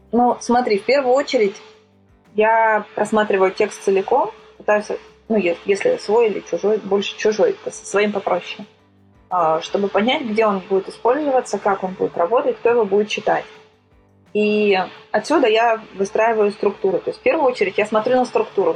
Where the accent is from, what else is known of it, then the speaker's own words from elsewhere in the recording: Sochi, Krasnodar Krai, Russia; moved away as an adult; now in Moscow, Russia; я вообще родом из Сочи, и Из Сочи я уехала лет шесть, наверное, назад